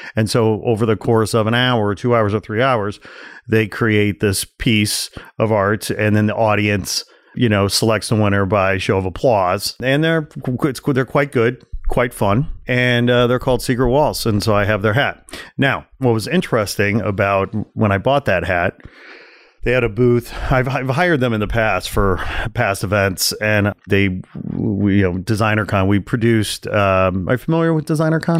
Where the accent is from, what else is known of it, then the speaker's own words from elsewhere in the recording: Chicago, Illinois, United States; I'm from Chicago